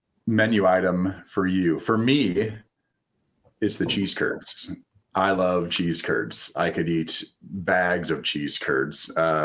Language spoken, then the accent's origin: English; Midwest, United States; And as we all know, growing up in the Midwest, you don't get too many sandy bottom lakes.